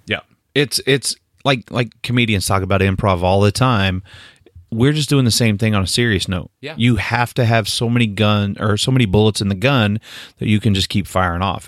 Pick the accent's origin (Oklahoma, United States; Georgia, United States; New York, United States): Oklahoma, United States; Northeast; I grew up in Northeast Oklahoma